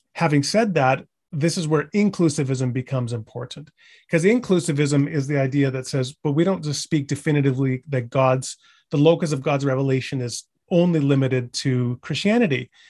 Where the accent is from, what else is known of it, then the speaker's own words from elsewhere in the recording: British Columbia, Canada; now in Edmonton, Canada; I'm not originally from Alberta, I'm from British Columbia